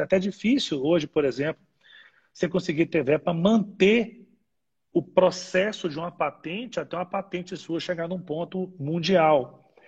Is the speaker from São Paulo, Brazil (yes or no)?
no; Ipatinga, Minas Gerais, Brazil; Minas Gerais, que, que né, que é onde eu nasci, eu sou de Patinga